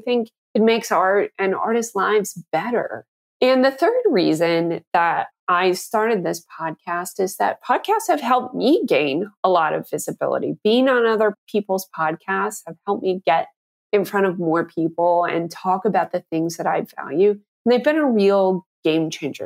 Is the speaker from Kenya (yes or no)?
no; Canada; I grew up in Canada, where radio is a much larger part of the culture than most people can imagine.